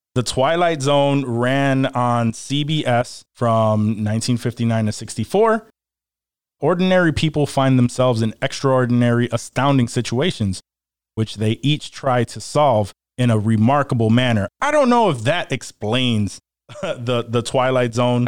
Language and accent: English; Rochester, New York, United States; I am from Rochester, New York, and I've been here my entire life